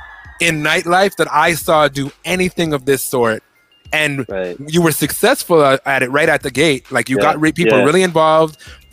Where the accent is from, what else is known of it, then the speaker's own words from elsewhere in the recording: London, United Kingdom; I'm a Londoner, kinda.